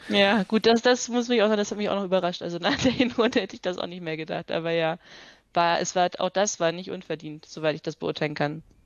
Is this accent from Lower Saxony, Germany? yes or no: yes; Hanover, Lower Saxony, Germany; now in Vienna, Austria; ich komme ursprünglich aus Hannover.